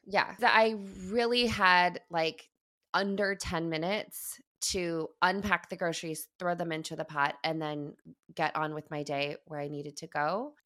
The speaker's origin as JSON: {"language": "English", "region": "Midwest", "country": "United States", "tie": "born or raised there", "also_born_or_lived": "East Coast, United States / West Coast, United States", "moved": "yes", "said": "I, I grew up in the Midwest, I moved to the East, I was, moved to the West Coast almost twenty years ago."}